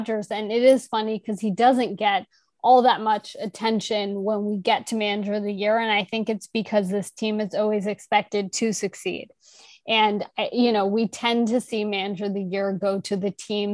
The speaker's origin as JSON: {"language": "English", "region": "New York", "country": "United States", "also_born_or_lived": "Chicago", "said": "I'm actually from New York"}